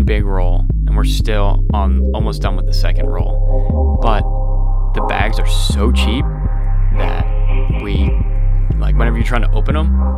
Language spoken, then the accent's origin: English; Florida, United States; moved away as an adult; now in Pennsylvania, United States; I'm originally from Florida, so hence the Miami Heat native, even though I'm more closer to Orlando